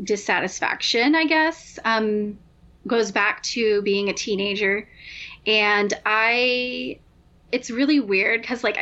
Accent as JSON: {"language": "English", "town": "Albuquerque", "region": "New Mexico", "country": "United States", "tie": "born or raised there", "also_born_or_lived": "Nashville, Tennessee", "moved": "as an adult", "said": "I'm from Albuquerque, New Mexico. And so that was where I was born and raised"}